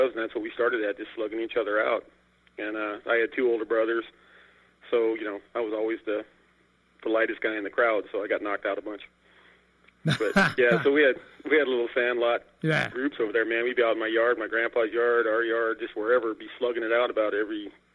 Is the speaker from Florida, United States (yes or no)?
no; Wyoming, United States; moved away as an adult; also born or lived in Denver, Colorado; now in Austin, United States; I went to middle school and high school and all that stuff was in Wyoming